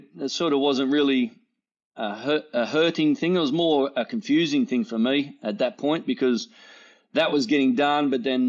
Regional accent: Sydney, New South Wales, Australia; born there; also born or lived in Muswellbrook; Well, I was born in Sydney. Dad was a copper down there. In Sydney in the 70s, early 70s, so it puts me as an old bloke.

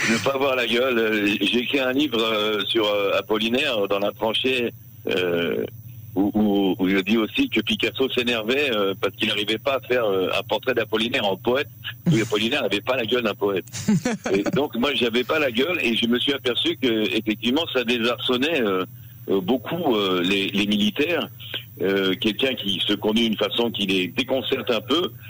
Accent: Paris, Île-de-France, France; moved away as an adult; now in Israel; En tant que Parisien, justement, en tant que Français qui fait l'alia vers Israël

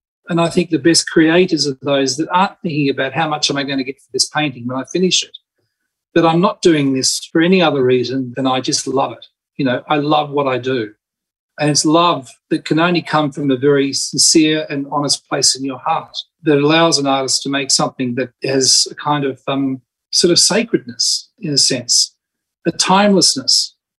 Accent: Spain; I grew up in Spain and basically was surrounded by flamenco.

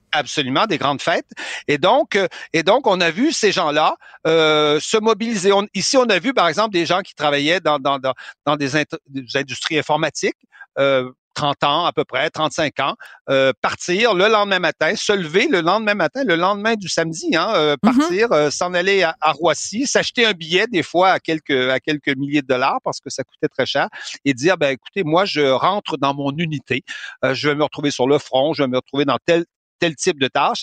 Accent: Canada; now in France; chez nous au Canada

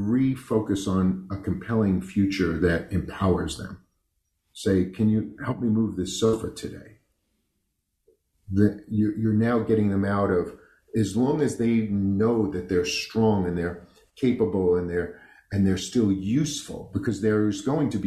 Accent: New York City, New York, United States; I grew up on the East Coast in New York. I was born in Brooklyn to the type of Italian people that you see in movies

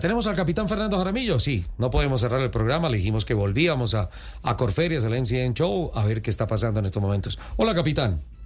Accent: Santander, Colombia; mi tierra, Santander

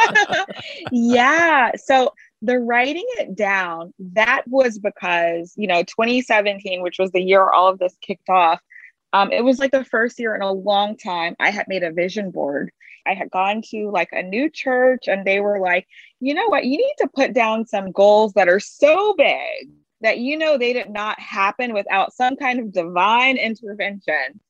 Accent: Baton Rouge, Louisiana, United States; I'm from Baton Rouge, Louisiana, and there's a very strong food tradition and baking tradition there

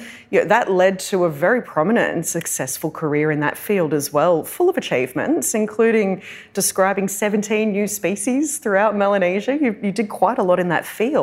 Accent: Darug and Gundungurra country, New South Wales, Australia; I was born and raised on Darug and Gundagara country

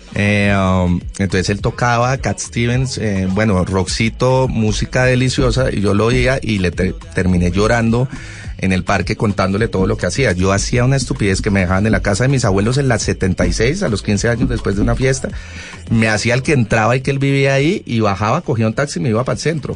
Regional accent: Colombia; como colombianos

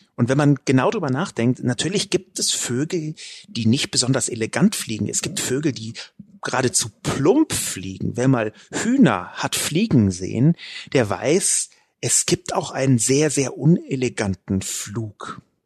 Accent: Berlin, Germany; Ich bin in West-Berlin geboren und aufgewachsen

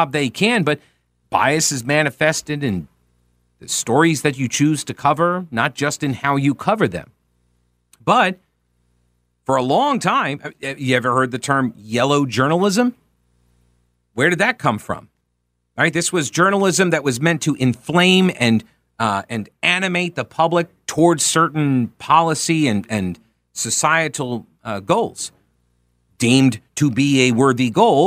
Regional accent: Long Island, New York, United States; I grew up in New York, but it was Long Island

